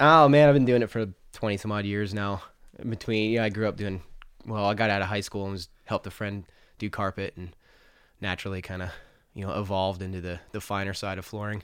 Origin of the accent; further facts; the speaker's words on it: Farmington, New Mexico, United States; grew up in Farmington, New Mexico